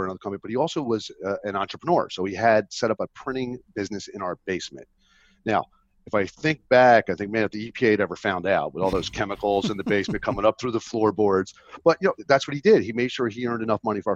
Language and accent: English; Philadelphia area, New Jersey, United States; I grew up in South Jersey, in the Philadelphia area